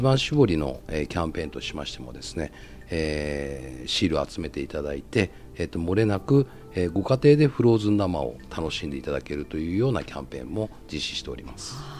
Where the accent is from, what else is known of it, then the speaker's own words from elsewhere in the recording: Tokyo, Japan; now in Kyushu, Japan; もともとは東京出身